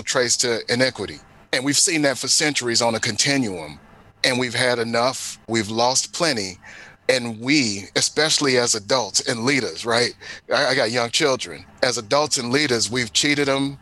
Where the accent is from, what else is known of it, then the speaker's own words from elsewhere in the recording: St. Louis, Missouri, United States; now in Philadelphia, United States; the Missouri History Museum did in my hometown